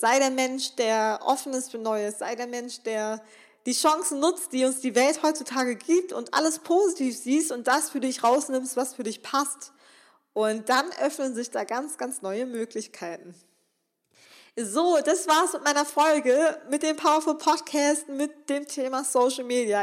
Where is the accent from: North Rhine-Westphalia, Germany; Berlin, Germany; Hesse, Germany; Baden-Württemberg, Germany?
North Rhine-Westphalia, Germany; Remscheid; ich komme aus Remscheid, das ist hier so eine kleine Stadt